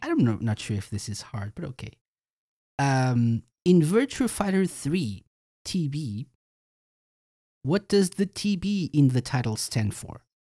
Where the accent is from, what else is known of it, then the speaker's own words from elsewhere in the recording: Portugal; I'm from Portugal